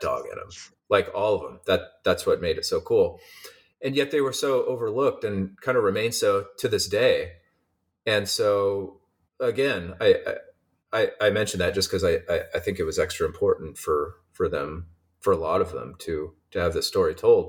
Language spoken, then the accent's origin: English; Eugene, Oregon, United States; born or raised there; moved away as an adult; also born or lived in Seattle, Washington; now in San Diego, United States